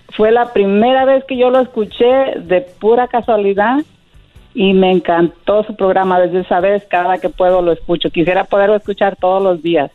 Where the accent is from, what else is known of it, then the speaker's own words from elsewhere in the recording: Bahía de Banderas, Nayarit, Mexico; Yo soy de Nayarit, pegadito a Puerto Vallarta